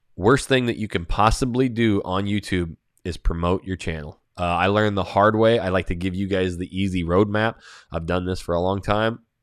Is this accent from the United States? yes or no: yes; Coeur d'Alene, Idaho, United States; I'm from Coeur d'Alene, Idaho, just south Canadian border